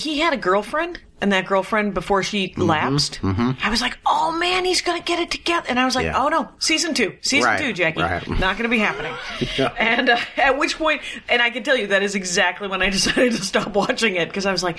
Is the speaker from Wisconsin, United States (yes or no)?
yes; outside of Milwaukee, Wisconsin, United States; moved away as an adult; also born or lived in Madison, Wisconsin / Minneapolis, Minnesota; the town that I grew up in Wisconsin has a factory, a major factory that employs most of the workers